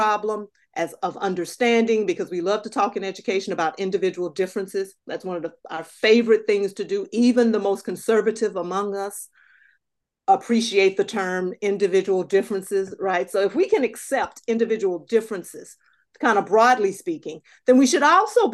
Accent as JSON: {"language": "English", "region": "Southern United States", "country": "United States", "tie": "born or raised there", "also_born_or_lived": "New England", "moved": "as an adult", "said": "When I grew up in Southern United States"}